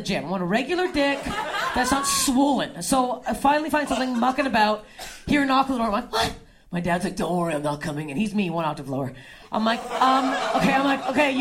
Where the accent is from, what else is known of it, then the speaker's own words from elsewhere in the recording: Toronto, Ontario, Canada; moved away; I'm from Toronto, and Kanata